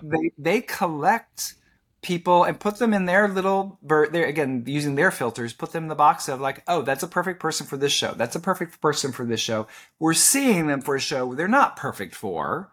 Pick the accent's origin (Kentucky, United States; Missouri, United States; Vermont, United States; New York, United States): Kentucky, United States; moved away as an adult; now in Orlando, United States; Kentucky, my home state